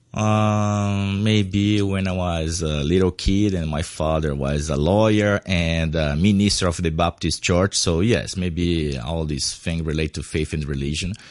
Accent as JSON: {"language": "English", "country": "Brazil", "tie": "born or raised there", "second_language": "English", "moved": "as an adult", "lives_now": "Hong Kong", "said": "I'm a Brazilian artist, yes. I'm born from Brazil"}